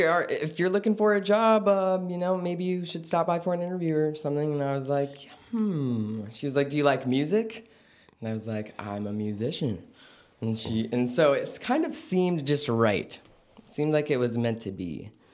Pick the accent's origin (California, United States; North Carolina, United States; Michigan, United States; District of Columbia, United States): California, United States; Vallejo; born and raised.